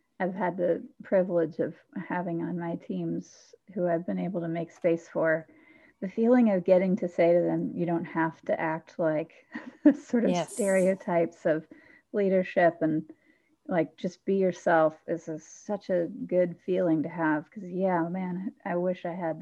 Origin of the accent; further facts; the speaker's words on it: John Lewis's congressional district, Georgia, United States; moved away; I grew up in John Lewis's congressional district